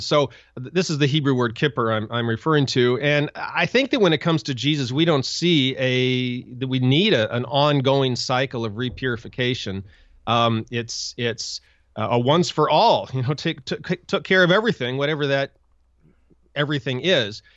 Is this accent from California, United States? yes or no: no; Montana, United States; I grew up in Montana